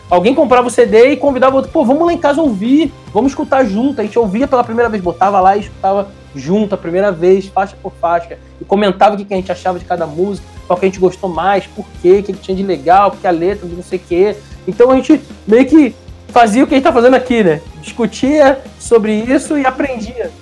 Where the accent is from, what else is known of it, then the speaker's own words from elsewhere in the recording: Rio de Janeiro, Brazil; now in São Paulo, Brazil; Eu sou do Rio de Janeiro, moro hoje em São Paulo